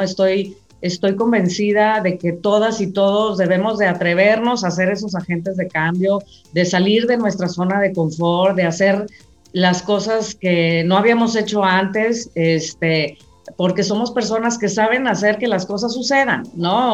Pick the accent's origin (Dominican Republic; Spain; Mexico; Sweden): Mexico; Los mexicanos somos gente muy trabajadora